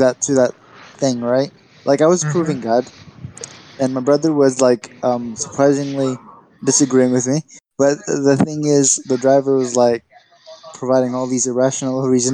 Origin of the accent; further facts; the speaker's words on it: United States; I was born in the United States. My background is Libyan.